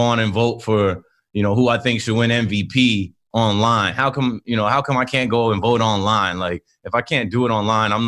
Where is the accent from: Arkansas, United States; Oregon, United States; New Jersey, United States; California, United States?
New Jersey, United States; Ocean Township; I am 32, originally from Ocean Township, New Jersey, Monmouth County.